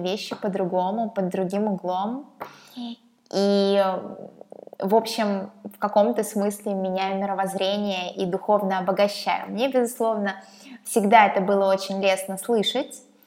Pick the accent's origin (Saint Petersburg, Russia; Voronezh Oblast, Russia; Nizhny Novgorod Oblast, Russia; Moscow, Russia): Saint Petersburg, Russia; я из Петербурга, здесь живу, здесь родилась. Ненадолго уезжала в Европу, в пару городов, но Петербург — это мой родной город